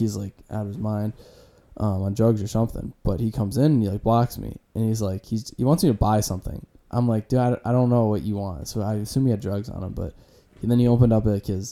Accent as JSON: {"language": "English", "town": "Iowa City", "region": "Iowa", "country": "United States", "moved": "as an adult", "said": "I'm from Iowa City, like 6 hours away from here."}